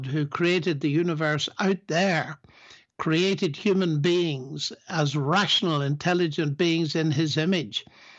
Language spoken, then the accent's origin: English; Northern Ireland, United Kingdom; Sure. As you said, Northern Ireland was full of sectarian violence in my t